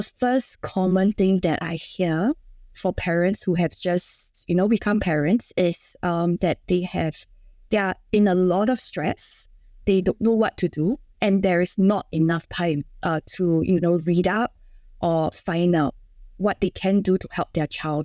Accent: Singapore; I'm from Singapore. So being in Singapore, uh, we are kind of expected by societal standards

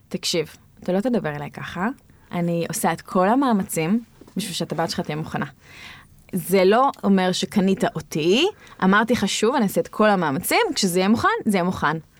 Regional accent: Tzohar, Southern District, Israel; אני גדלתי בצוחר

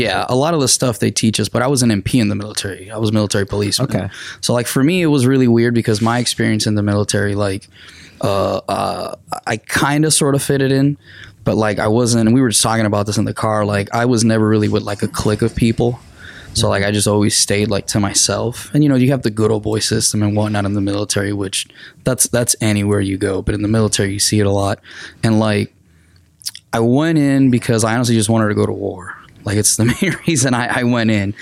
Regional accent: Arecibo, Puerto Rico; English is a second language; moved away as an adult; now in Missouri, United States; I'm originally from Arecibo, Puerto Rico. So I was born, raised, and educated in Puerto Rico until yeah, which 2008

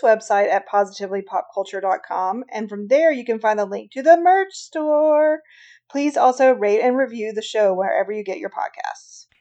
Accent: the South, United States; I grew up in the South where there was never snow on Christmas ever, ever, ever

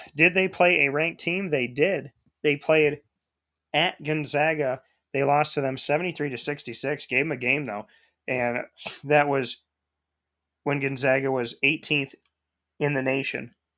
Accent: Syracuse, New York, United States; my hometown

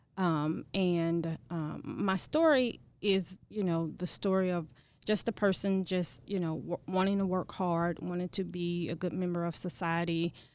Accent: East St. Louis, Illinois, United States; also born or lived in Kansas; I, uh, was born and raised in East Saint Louis and received my education from East Saint Louis School District

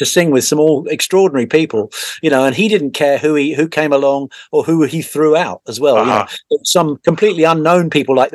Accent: Hastings, South East England, United Kingdom; my hometown of Hastings

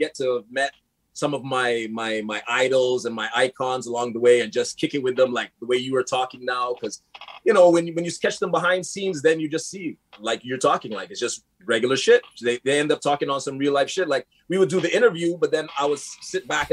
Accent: Montreal, Quebec, Canada; also born or lived in LaSalle, Montreal; I grew up in Park Extension. I lived in LaSalle. I'm in the West Island now

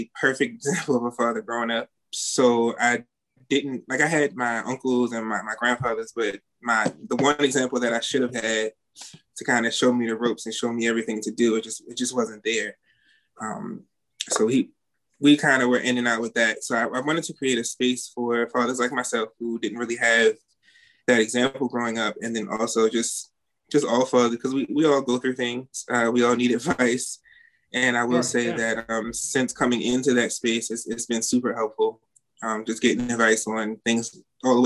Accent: Baltimore, Maryland, United States; I'm from Baltimore, Maryland

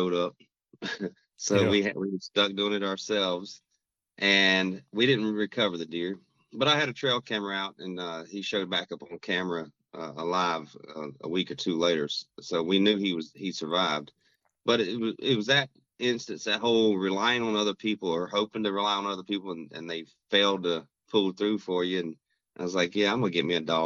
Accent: Rock Hill, South Carolina, United States; moved away as an adult; also born or lived in Minnesota; now in Twin Cities, United States; I'm originally from South Carolina, a town called Rock Hill, which is just south of Charlotte, North Carolina

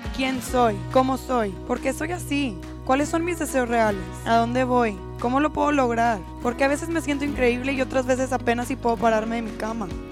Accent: Mexico

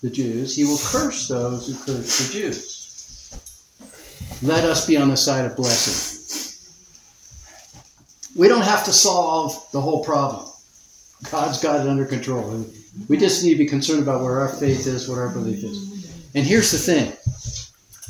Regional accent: United States; we're Americans

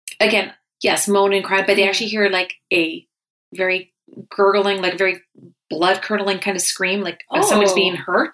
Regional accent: Canada; We're Canadian.

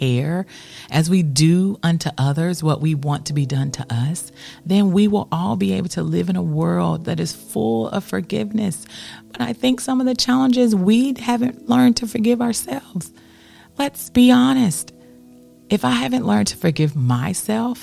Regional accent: United States; as an American

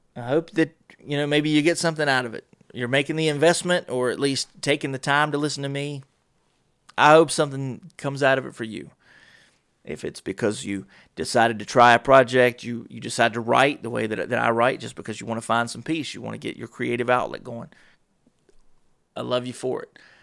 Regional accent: North Carolina, United States; I'm from North Carolina.

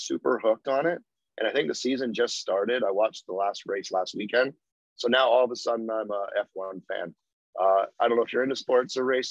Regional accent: Vancouver, British Columbia, Canada; growing up in Vancouver, we were only 2 hours north of Seattle

